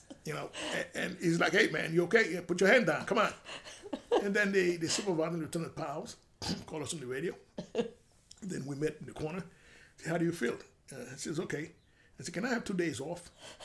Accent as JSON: {"language": "English", "region": "New York", "country": "United States", "tie": "born or raised there", "second_language": "English", "said": "this basic Spanish, which I learned in the street growing up in Washington Heights."}